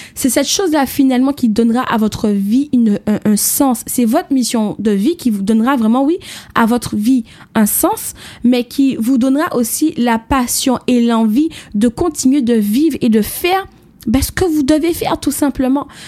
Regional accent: Martinique; mon pays, mon île, puisque je viens de la Martinique

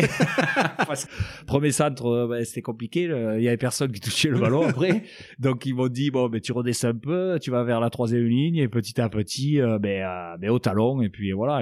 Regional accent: Castres, Occitania, France; j'étais originaire de Castres, donc voilà, je suis un pur castré et donc voilà j'ai j'ai vécu euh, mes débuts euh, là-bas.

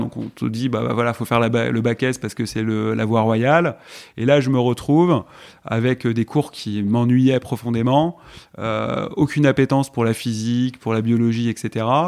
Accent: Malakoff, Île-de-France, France; also born or lived in Puteaux / Paris; J'ai grandi à Malakoff, Mmh. Voilà, je suis né à Puteaux exactement dans le 92.

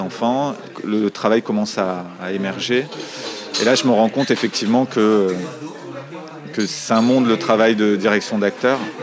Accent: Marseille, Provence-Alpes-Côte d'Azur, France; j'ai grandi à Marseille

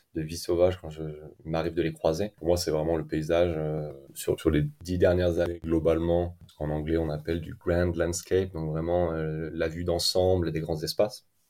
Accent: Clermont-Ferrand, Auvergne-Rhône-Alpes, France; moved away as an adult; also born or lived in New Zealand; now in Iceland; je suis originaire de la ville de Clermont-Ferrand.

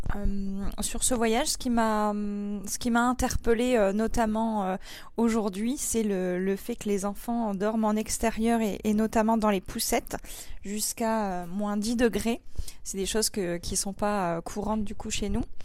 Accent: Pas-de-Calais, Hauts-de-France, France; nous, en France et, du coup euh, chez nous dans le Pas-de-Calais

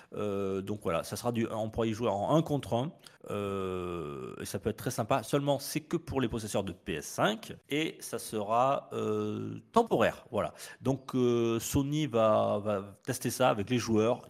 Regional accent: France; chez nous en France

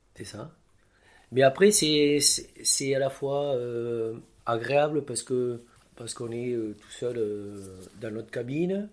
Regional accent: Lot-et-Garonne, Nouvelle-Aquitaine, France; je viens du sud-ouest de la France, du Lot-et-Garonne

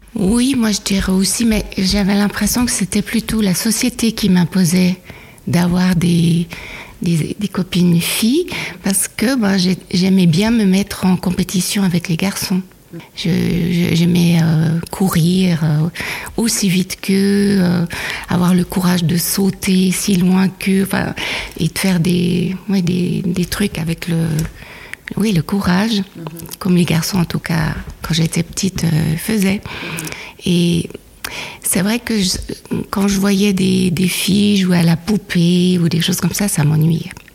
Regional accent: Switzerland; mon père était suisse et ma mère euh, nigériane. Et je suis née en Suisse

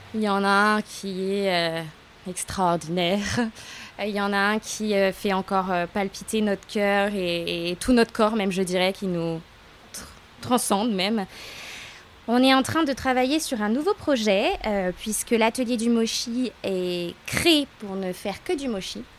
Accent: Lyon, Auvergne-Rhône-Alpes, France; now in Aix-en-Provence, France; à l'origine, je suis lyonnaise

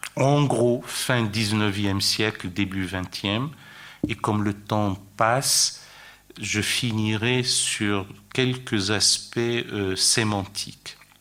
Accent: France; chez nous, en France

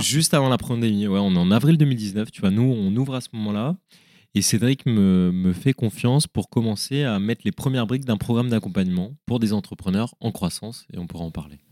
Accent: Lyon, Auvergne-Rhône-Alpes, France; also born or lived in Paris / Melbourne; oui, je suis lyonnais. Ouais, ouais, je suis lyonnais. J'ai un ancrage super fort à, Lyon

